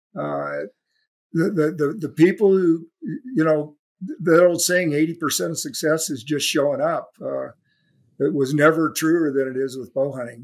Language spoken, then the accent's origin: English; California, United States; my hometown in California